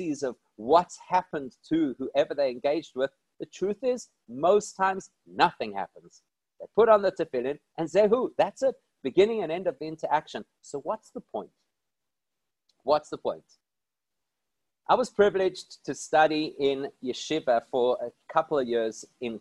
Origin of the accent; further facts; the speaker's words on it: South Africa; I'm from South Africa.